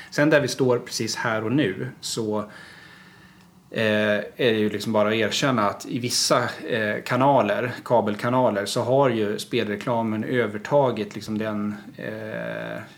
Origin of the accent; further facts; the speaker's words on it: Gotland, Sweden; när jag var kommunalråd och socialnämndens ordförande hemma på Gotland.